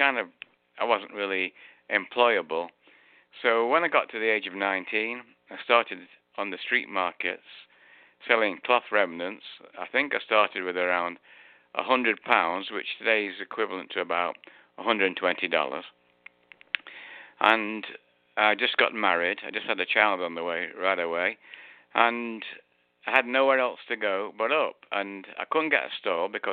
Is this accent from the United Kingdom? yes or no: yes; Manchester, North West England, United Kingdom; moved away; I was born in Manchester just after, well, during the end of the Second World War.